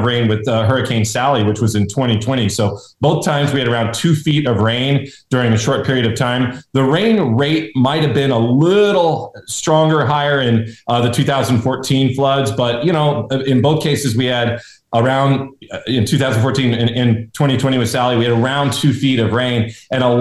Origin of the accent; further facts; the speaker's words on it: California, United States; moved away; I grew up on the Pacific where you had these dramatic tide increases